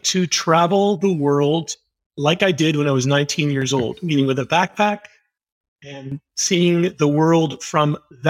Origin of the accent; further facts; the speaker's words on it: Montreal, Quebec, Canada; now in Toronto, Canada; I'm an English Canadian, born in the great city of Montreal